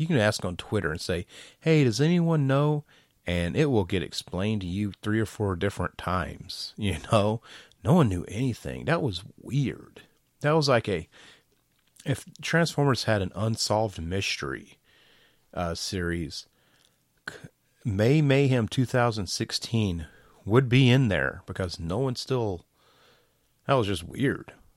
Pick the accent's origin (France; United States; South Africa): United States; Georgia; I'm from Georgia. I'm from the South.